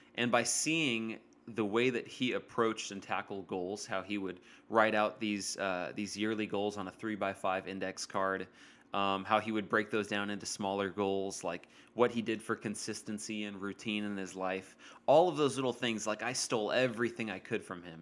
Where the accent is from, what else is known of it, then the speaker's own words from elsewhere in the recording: Modesto, California, United States; moved away; I was up in Modesto in my hometown just hanging out with my family